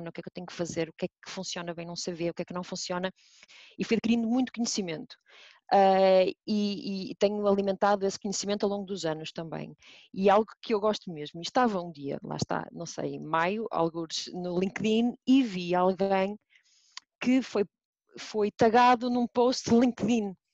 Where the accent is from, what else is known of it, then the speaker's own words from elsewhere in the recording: Braga, Norte, Portugal; accent: northern Portuguese; a minha eu... pronúncia do Norte, caso, caso tenham dúvidas, sou de Braga, só para ficar aqui bem claro